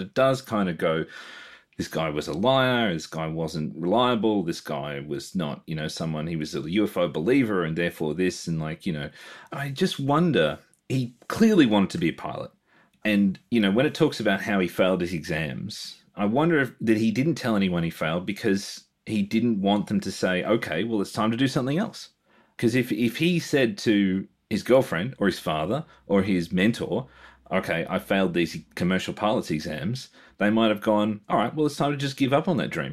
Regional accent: Australia; also born or lived in Melbourne; being Australian

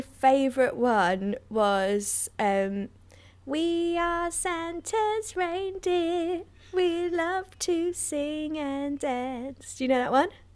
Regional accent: London, United Kingdom; I grew up in London, just in North London there

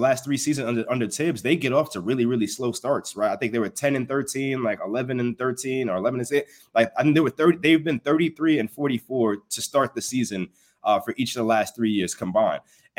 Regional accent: New York City, New York, United States; I grew up in Bed-Stuy, you know what I'm saying? I grew up where you had to walk to the barbershop in groups because, like, you don't know what's going to happen on the way to the shop, right?

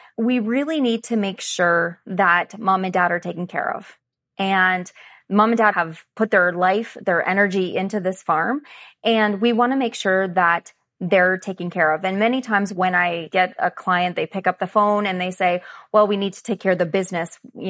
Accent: Stratford, Ontario, Canada; I'm from Stratford, Ontario, so not very far from Allison. She's about 45 minutes away from me.

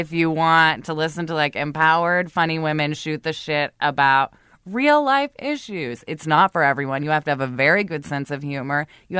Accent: Oregon, United States; I like being in nature. I'm from Oregon. Just sit me next to a creek and I'm happy for like a day.

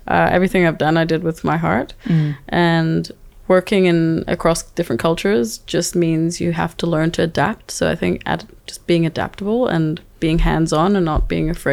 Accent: Dubai, United Arab Emirates; moved away as an adult; also born or lived in Croatia / Azerbaijan; now in Denmark; So I grew up in Dubai and I lived there for some 20 years

